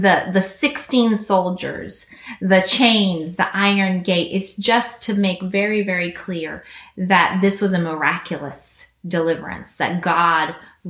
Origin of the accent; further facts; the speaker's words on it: Guinea; Some of you guys know that I grew up in Guinea, West Africa.